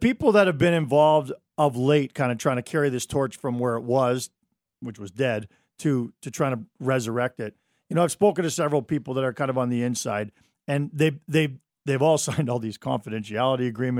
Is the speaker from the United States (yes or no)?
no; Mississauga, Ontario, Canada; moved away as an adult; I grew up in Mississauga.